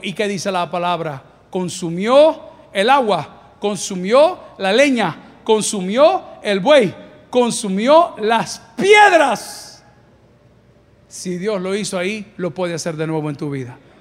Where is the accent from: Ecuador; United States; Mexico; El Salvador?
El Salvador; aquellos que somos del Salvador